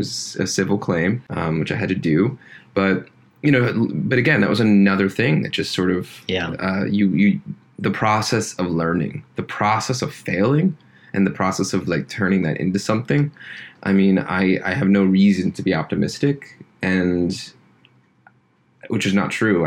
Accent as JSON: {"language": "English", "town": "Deer Lakes", "region": "Pennsylvania", "country": "United States", "tie": "born or raised there", "moved": "yes", "said": "my hometown, which is Deer Lakes, Pennsylvania"}